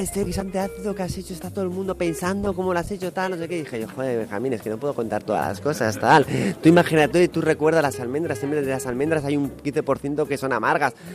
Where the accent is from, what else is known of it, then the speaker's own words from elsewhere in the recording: Cantabria, Spain; yo vivo en Cantabria, para mí es mi tierra